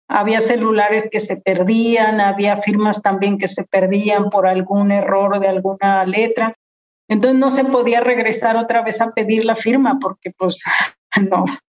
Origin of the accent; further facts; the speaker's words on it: Tuxpan, Jalisco, Mexico; Soy de Tuxpan, Jalisco, es el sur de Jalisco, es un pueblo náhuatl